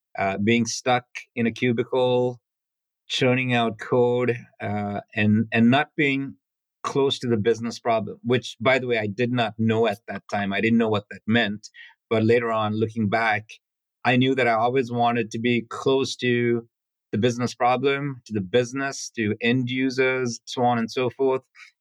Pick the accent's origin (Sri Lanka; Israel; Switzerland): Sri Lanka; English is a second language; Life growing up on a small island was peaceful, cut off from the rest of the world. I had a very happy childhood. And then in Sri Lanka, there was a civil war, which got pretty intense.